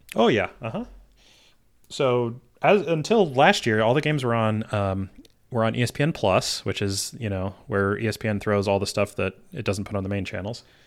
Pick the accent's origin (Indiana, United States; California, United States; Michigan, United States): Michigan, United States; I was born in Michigan